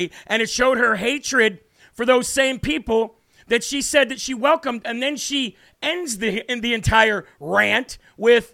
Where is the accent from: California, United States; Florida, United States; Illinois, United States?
Illinois, United States; I'm from Illinois